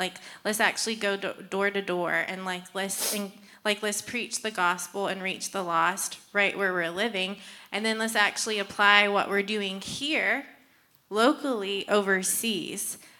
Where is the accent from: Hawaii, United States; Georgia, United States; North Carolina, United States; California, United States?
Georgia, United States; Savannah; also born or lived in Brunswick, Georgia; I'm from Savannah, Georgia, and born and raised, so they call that a Savannian.